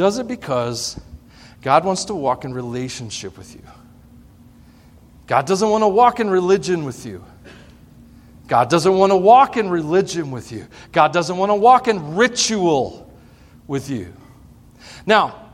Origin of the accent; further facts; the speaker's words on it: the Bible Belt, the South, United States; moved away as an adult; also born or lived in Otis, Colorado; I grew up in the Bible Belt. Grew up a Southern Baptist